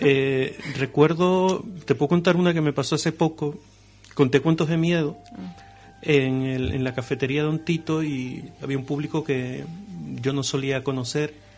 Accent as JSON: {"language": "Spanish", "town": "Los Llanos de Aridane", "region": "Canary Islands", "country": "Spain", "tie": "born or raised there", "said": "mi pueblo, de los Llanos"}